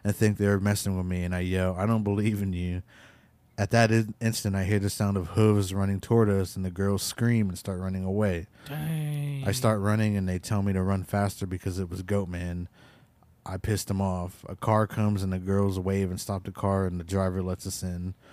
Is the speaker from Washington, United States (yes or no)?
yes; Washington, United States; also born or lived in Crow; But I was born in Crow and raised in Washington State.